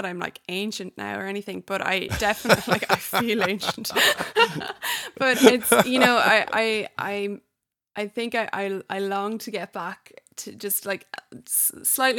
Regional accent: Ireland; moved away as an adult; now in United States; I'm an Irish person living in the States

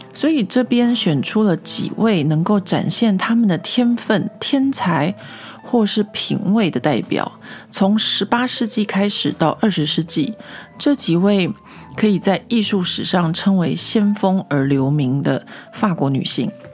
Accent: Taiwan; now in Paris, France; 我自己小时候在台湾长大念历史课的经验

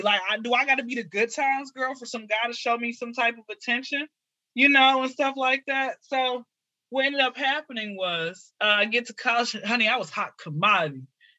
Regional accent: Atlanta, Georgia, United States; So born and raised in Atlanta, been here since I was zero.

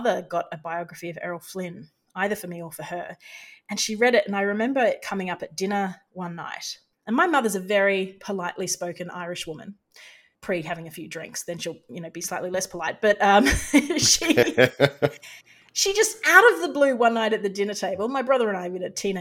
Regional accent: Australia; as an Australian

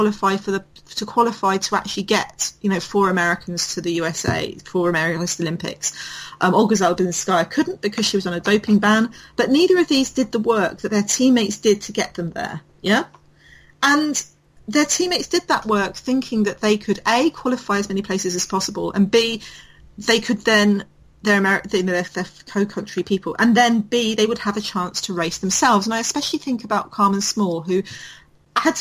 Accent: United Kingdom

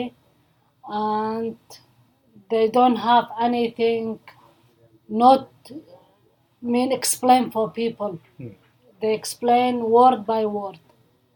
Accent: Iraq; English is a second language; now in Melbourne, Australia; I'm from Iraq

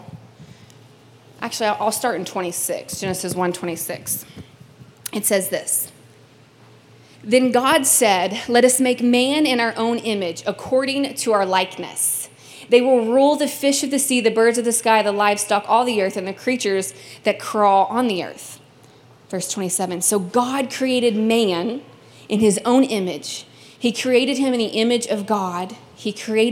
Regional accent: Kentucky, United States; now in California, United States; I'm originally from Kentucky

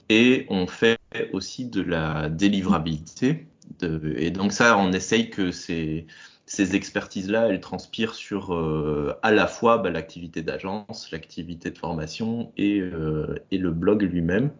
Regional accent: Belgium; moved away as an adult; also born or lived in Brussels; now in Carlipa, France; je suis un Belge émigré entre Toulouse et Carcassonne

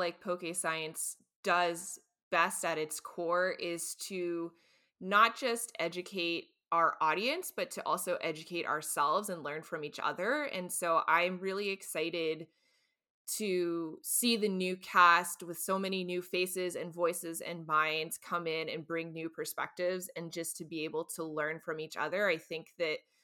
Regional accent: North Carolina, United States; I grew up in North Carolina near the Appalachian Mountains

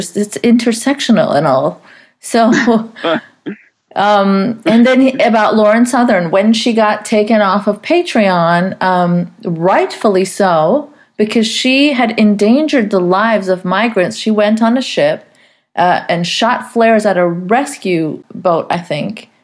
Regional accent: Saudi Arabia; I grew up in Saudi Arabia

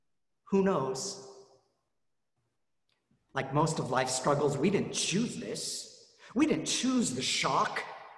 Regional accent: Colorado, United States; moved away; I grew up in Colorado

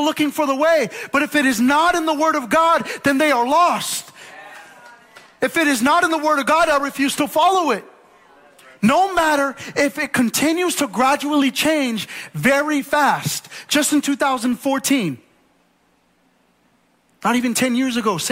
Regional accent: United States; I'm American through and through

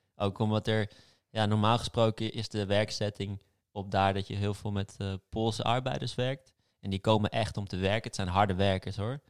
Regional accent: Amsterdam, North Holland, Netherlands; ik ben geboren en getogen in Amsterdam, dus ik ben echt een stads, stadsmens.

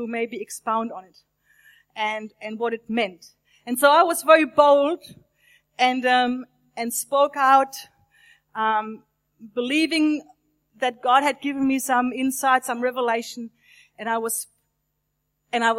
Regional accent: Germany; I was born in Germany, nearly 57 years ago. And I grew up in a wonderful, loving Christian family

